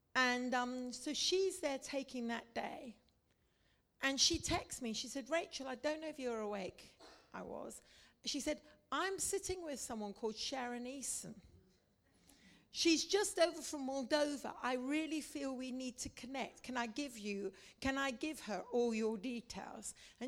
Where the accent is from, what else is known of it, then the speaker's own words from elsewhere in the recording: India; And you see, I'm a missionary kid. I grew up in India. I've served the Indians.